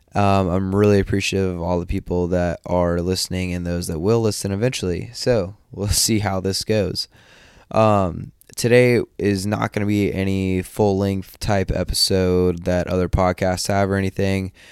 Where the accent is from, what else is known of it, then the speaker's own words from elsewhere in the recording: just outside of Atlanta, Northeast Georgia, United States; also born or lived in Japan; I am from Northeast Georgia, just outside of Atlanta.